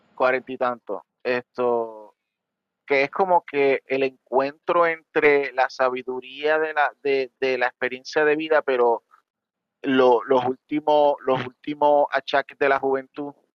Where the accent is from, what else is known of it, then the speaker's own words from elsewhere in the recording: Puerto Rico; como tú y yo somos de Puerto Rico